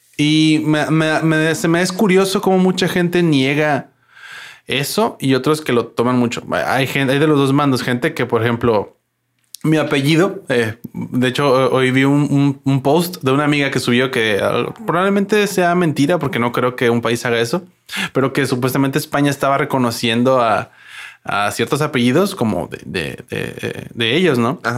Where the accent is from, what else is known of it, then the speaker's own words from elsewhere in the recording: La Paz, Baja California Sur, Mexico; yo soy mexicano, ¿no? Soy paseño.